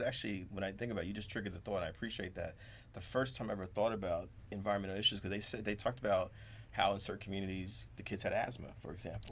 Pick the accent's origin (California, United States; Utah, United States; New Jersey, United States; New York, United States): New Jersey, United States; Jersey City; grew up in Jersey City